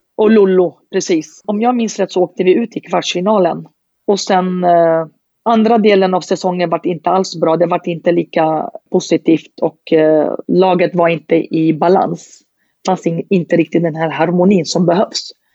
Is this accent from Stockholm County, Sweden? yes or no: yes; Södertälje, Stockholm County, Sweden; jag är från Södertälje och har alltid bott i staden, det är min moderklubb